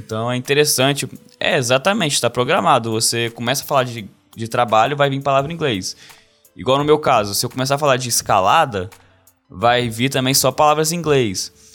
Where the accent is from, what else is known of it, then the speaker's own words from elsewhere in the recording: Brazil; first language Portuguese; moved away as an adult; quando eu vou voltar pro Brasil